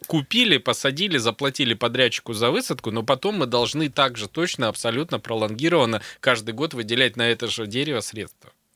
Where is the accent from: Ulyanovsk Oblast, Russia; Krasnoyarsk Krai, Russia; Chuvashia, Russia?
Krasnoyarsk Krai, Russia; Krasnoyarsk; коренного красноярца